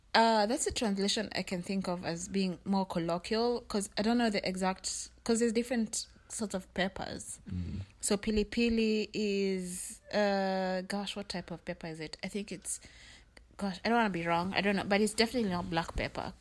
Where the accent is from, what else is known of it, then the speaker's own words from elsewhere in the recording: Kenya; now in United States; in Kenya there's so many languages, which is a good thing because you learn so many languages, but I wasn't fluent in my mom's like my mother tongue